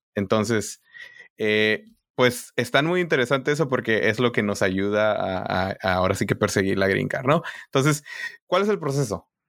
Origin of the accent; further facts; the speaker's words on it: northern Mexico border, Mexico; moved away as an adult; now in United States; yo de la frontera